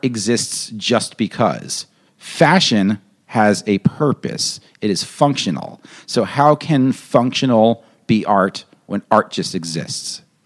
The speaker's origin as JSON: {"language": "English", "region": "New York", "country": "United States", "said": "I'm a New Yorker"}